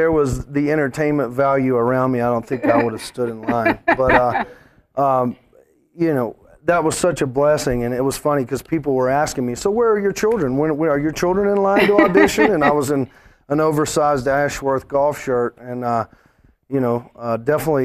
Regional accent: Birmingham, Alabama, United States; moved away as an adult; now in Las Vegas, United States; my hometown in Birmingham

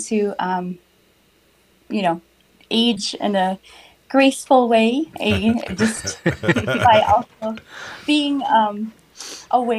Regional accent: Minneapolis, Minnesota, United States; now in Mounds View, United States; I was born and raised in South Minneapolis. I currently live in Moundsview, Minnesota

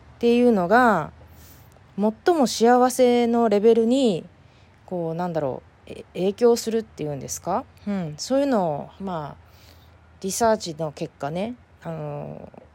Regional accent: Fukuoka, Japan; moved away as an adult; now in San Diego, United States; 故郷の福岡

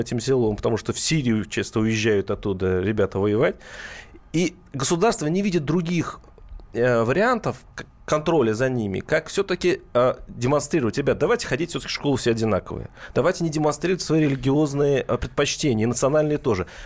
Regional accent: Mordovia, Russia; Я сам из Мордовии

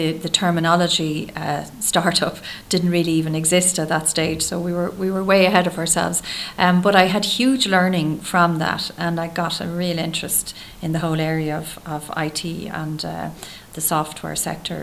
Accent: Dublin, Leinster, Ireland; I grew up in Terenure

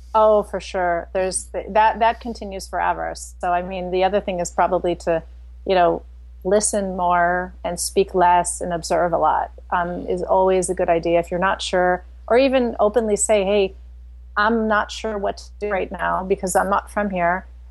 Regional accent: St. Louis, Missouri, United States; moved away as an adult; also born or lived in China / Indonesia / Netherlands / Belgium; now in Frankfurt, Germany; I grew up in St. Louis, Missouri, so in the very center.

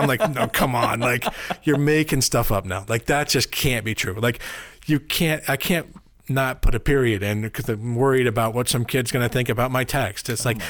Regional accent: Richmond, Virginia, United States; I'm from Richmond, Virginia

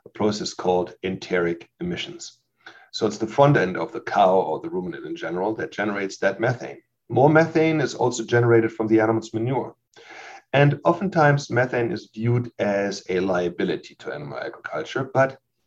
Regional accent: Germany; moved away as an adult; also born or lived in Leipzig, Germany / Lubbock, Texas, United States; now in Davis, United States; I'm a native from Germany who grew up there. And when I was 27, I moved from Germany to Lubbock, Texas

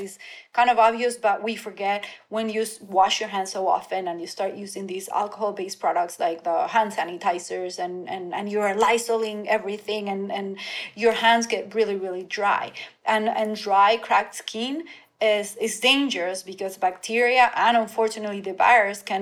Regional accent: Venezuela; now in Miami, United States; I grew up in Venezuela, going to the beach every weekend

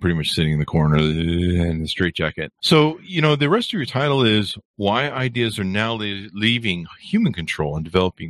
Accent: United States; I'm American.

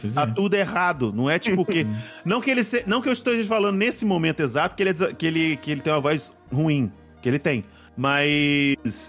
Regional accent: Cachoeiro de Itapemirim, Espírito Santo, Brazil; moved away as an adult; also born or lived in Vila Velha; quando eu saí de Cachoeiro, vim pra, a faculdade, vim fazer faculdade em Vila Velha

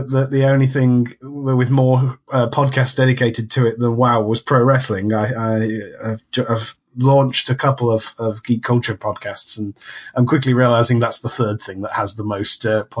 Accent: London, United Kingdom; I'm also from the UK, …

